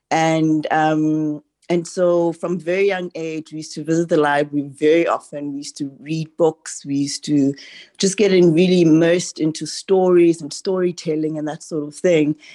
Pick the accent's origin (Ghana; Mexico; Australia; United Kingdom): Ghana; now in Grahamstown, South Africa; So I'm originally from Ghana and we moved to, to Grahamstown, Eastern Cape, 30 odd years ago.